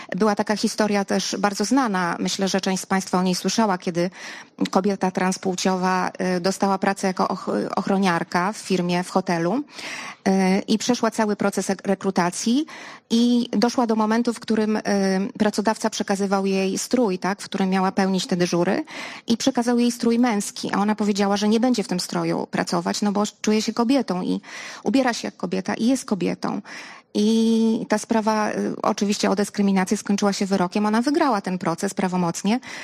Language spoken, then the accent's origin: Polish; Lublin, Lublin Voivodeship, Poland; ja jestem z Lublina.